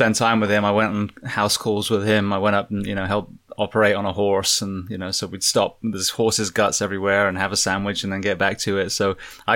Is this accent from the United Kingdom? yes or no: yes; United Kingdom; moved away; where I was born in the UK